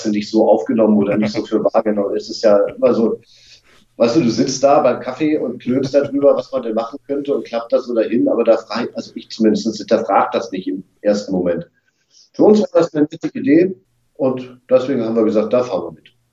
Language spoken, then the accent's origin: German; Wolfsburg, Lower Saxony, Germany; now in Hamburg, Germany; geboren in Wolfsburg